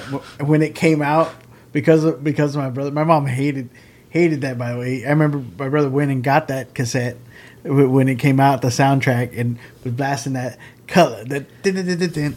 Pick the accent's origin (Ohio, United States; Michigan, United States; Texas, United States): Texas, United States; Corpus Christi; Corpus Christi, my hometown